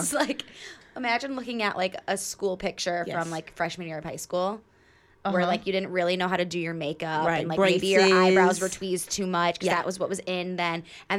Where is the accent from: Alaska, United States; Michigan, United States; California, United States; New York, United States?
Michigan, United States; moved away; But it was December, and I'm from Michigan.